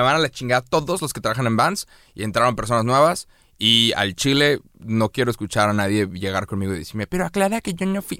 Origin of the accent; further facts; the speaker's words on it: Mexico; A los mexicanos nos mamó Coco.